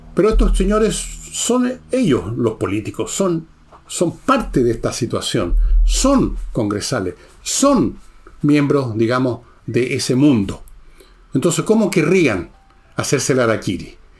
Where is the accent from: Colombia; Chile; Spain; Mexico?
Chile; yo y muchos chilenos, muchos chilenos, estamos mirando ahora a Argentina